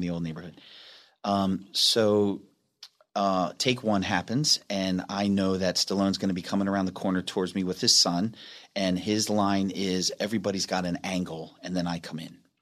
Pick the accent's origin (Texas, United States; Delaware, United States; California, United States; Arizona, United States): Delaware, United States